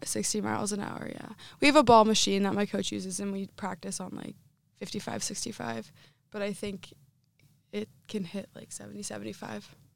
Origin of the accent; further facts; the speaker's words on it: Northeastern Pennsylvania, United States; moved away as an adult; now in Iowa, United States; Growing up in my area, um, I'm from Northeastern Pennsylvania, so every high school had it